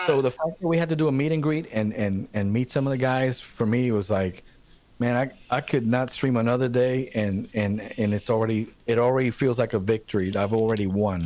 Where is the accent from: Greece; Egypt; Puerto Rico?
Puerto Rico; now in Charlotte, United States; growing up in Puerto Rico